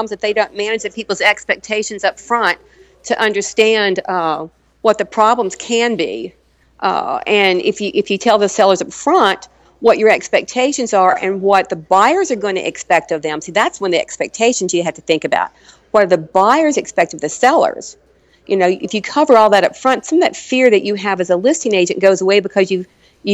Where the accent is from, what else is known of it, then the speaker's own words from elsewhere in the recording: Arkansas, United States; moved away; I'm from Arkansas originally